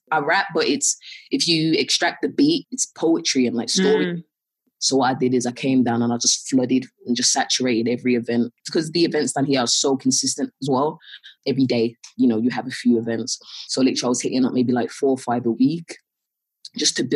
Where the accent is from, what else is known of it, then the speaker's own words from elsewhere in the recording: Birmingham, West Midlands, United Kingdom; moved away as an adult; now in London, United Kingdom; I'm from Birmingham